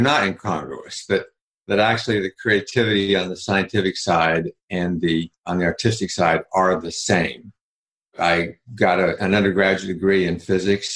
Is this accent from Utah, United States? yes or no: yes; Salt Lake City, Utah, United States; I grew up in Salt Lake City, Utah